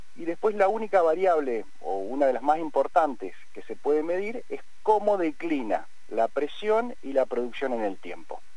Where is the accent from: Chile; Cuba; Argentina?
Argentina; Cipolletti / Vista Alegre, Patagonia; nosotros nacimos, estudiamos, crecimos, eh, estudiamos en la Universidad del Comahue